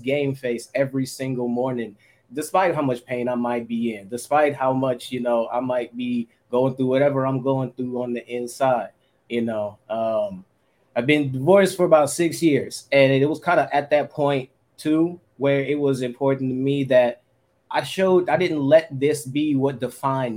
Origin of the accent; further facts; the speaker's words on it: Oakland, California, United States; I'm from 94 from Plymouth, heart of the kill zone. I grew up with nothing but people getting killed all around me.